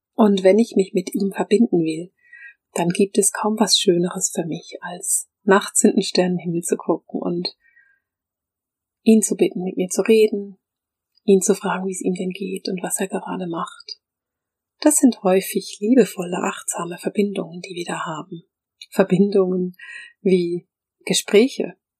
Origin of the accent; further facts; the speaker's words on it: Bern, Switzerland; ich bin in Bern aufgewachsen